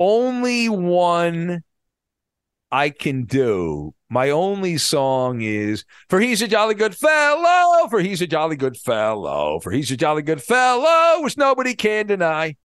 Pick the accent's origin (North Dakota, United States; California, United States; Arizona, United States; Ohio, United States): California, United States; Orange County; I grew up in Orange County, and I went to Disneyland a lot because I lived close to it